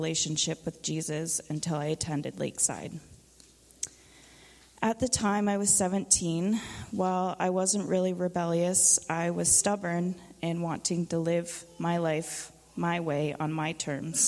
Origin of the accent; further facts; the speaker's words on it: Haliburton County, Ontario, Canada; I was born and raised in Haliburton County.